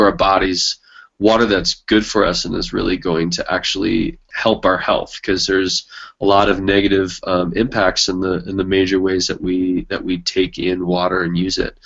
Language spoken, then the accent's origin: English; Carmel, California, United States; now in New Mexico, United States; I grew up in Carmel, Monterey, California